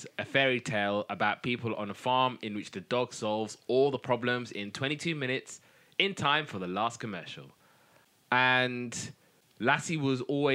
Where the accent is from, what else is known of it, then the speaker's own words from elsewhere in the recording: United Kingdom; I'm British.